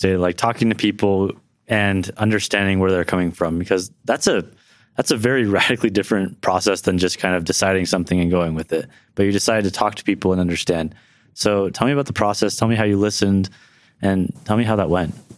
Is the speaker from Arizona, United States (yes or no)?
no; Livermore, California, United States; now in Provo, United States; I'm currently in Provo, Utah, but I was born and raised in Livermore, California, right outside San Francisco, California